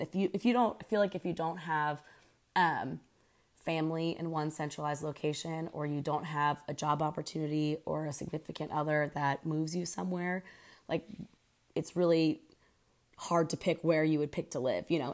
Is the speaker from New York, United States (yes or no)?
no; Pennsylvania, United States; moved away as an adult; also born or lived in Houston; now in Oklahoma City, United States; I'm from Pennsylvania originally, and I'm 31 years old